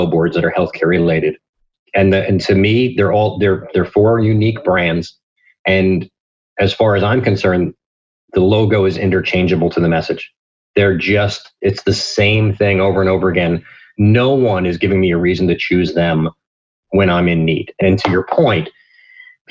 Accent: New Jersey, United States; I'm from New Jersey

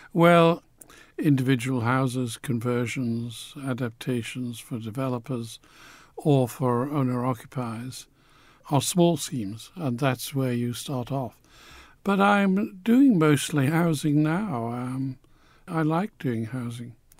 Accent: Newcastle upon Tyne, North East England, United Kingdom; also born or lived in Manchester; I grew up in Newcastle. I identify with Newcastle

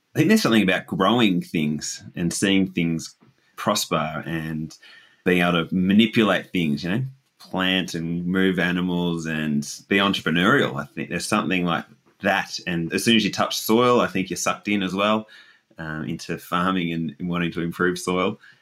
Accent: Dingee, Victoria, Australia; I grew up in Dinghy, or just outside Dinghy. The area was actually Pompapeel

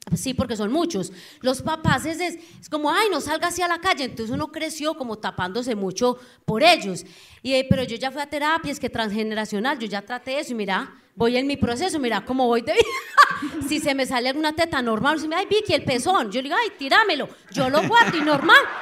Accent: Anorí, Antioquia, Colombia; moved away; yo vengo de un pueblo, yo soy de Anorí, nordeste Antioquia

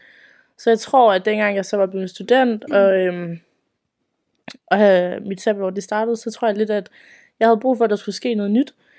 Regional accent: Aalborg, North Denmark Region, Denmark; jeg kommer fra Aalborg af, op i Nordjylland

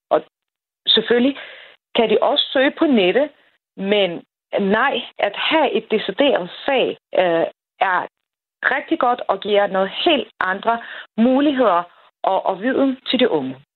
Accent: Afghanistan; Danish is a second language; now in Denmark; jeg er hverken født eller opvokset i Danmark, og jeg kommer faktisk fra Afghanistan.

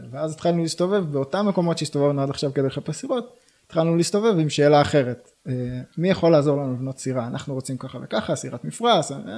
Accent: Michmanim, Northern District, Israel; אני נולדתי במכמנים וגר היום גם במכמנים.

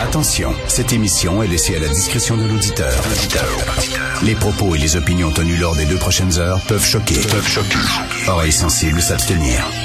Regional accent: Canada

